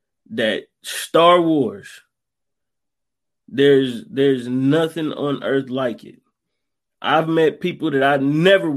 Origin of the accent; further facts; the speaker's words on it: United States; as an American